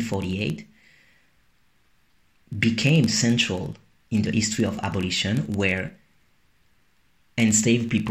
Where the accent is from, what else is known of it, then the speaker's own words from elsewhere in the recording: Guadeloupe; English is a second language; moved away; I grew up as a Protestant in Guadeloupe.